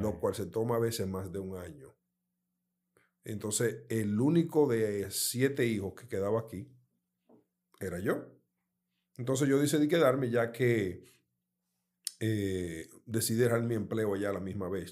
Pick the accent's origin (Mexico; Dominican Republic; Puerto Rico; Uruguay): Dominican Republic; moved away; also born or lived in United States; mi país natal